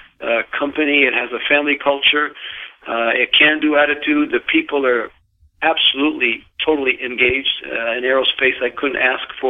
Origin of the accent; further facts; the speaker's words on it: Montreal, Quebec, Canada; moved away; being Canadian from Montreal